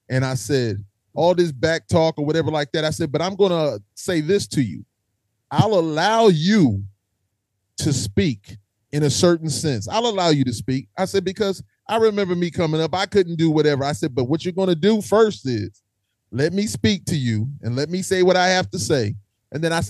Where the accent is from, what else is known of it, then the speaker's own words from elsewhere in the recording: South Carolina, United States; I'm from South Carolina